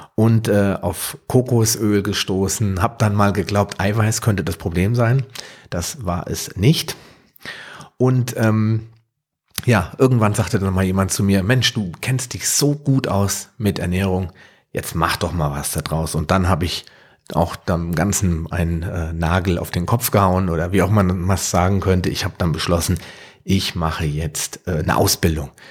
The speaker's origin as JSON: {"language": "German", "area": "near Frankfurt", "region": "Hesse", "country": "Germany", "tie": "born or raised there", "said": "Ich komme aus der Nähe von Frankfurt, bin gebürtiger Deutscher"}